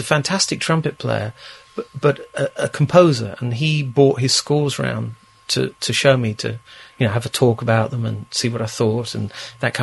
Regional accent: London, United Kingdom; in Chiswick, where we are at this very moment. I wasn't born in this flat, but I was born in Chiswick.

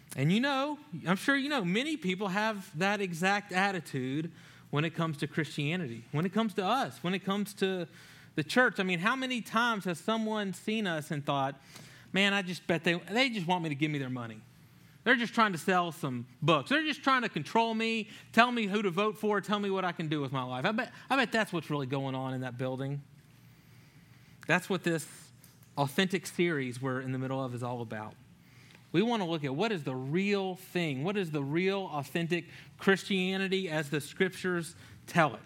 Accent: Louisiana, United States; moved away; growing up in Louisiana

